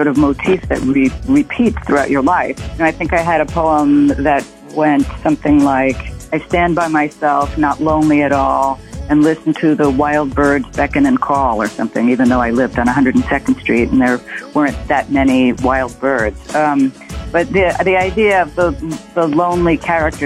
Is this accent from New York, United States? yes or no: yes; New York City, New York, United States; also born or lived in Santa Monica, California; I was born in Santa Monica, but came to New York City when I was 2.5 and have lived in Manhattan ever since